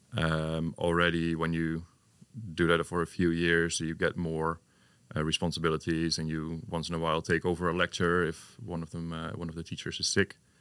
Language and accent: English; Hengelo, Overijssel, Netherlands; also born or lived in Enschede; I'm originally from Hengelo also